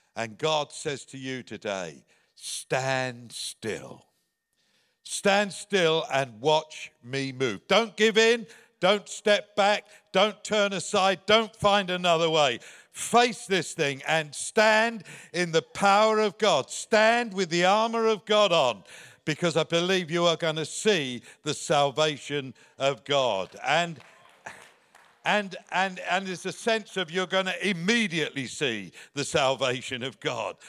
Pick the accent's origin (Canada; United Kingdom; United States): United Kingdom; England; moved away; You can hear from my accent that, uh, I'm from the other side of the pond. Uh, there's a little country there called, uh, England, uh, and that's where I was born